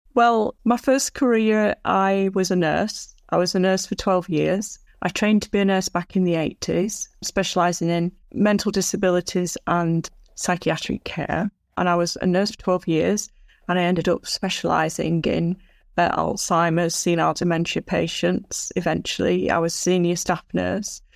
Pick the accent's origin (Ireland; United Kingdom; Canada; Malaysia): United Kingdom; Blackburn, North West England; also born or lived in Lake District, Cumbria; I was born in Lancashire, U K, in Blackburn, Lancashire